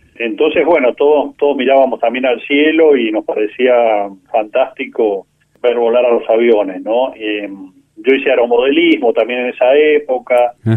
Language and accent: Spanish; San Isidro, Buenos Aires Province, Argentina; also born or lived in Córdoba; yo nací, eh, estábamos viviendo en, en San Isidro y, bueno, ya hice mi infancia en en San Isidro